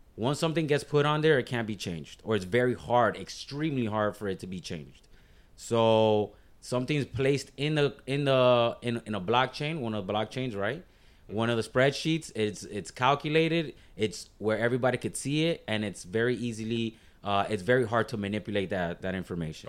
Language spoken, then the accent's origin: English; Miami, Florida, United States; I'm from Miami-Dade County, but born and raised